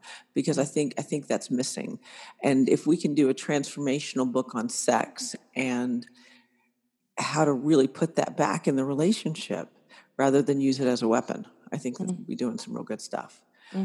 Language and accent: English; Germany; moved away; I was raised in Germany, where you take your clothes off all the time